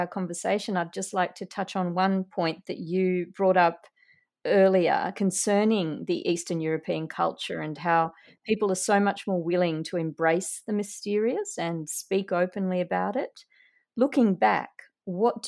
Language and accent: English; Uruguay; moved away; I was born in Uruguay in South America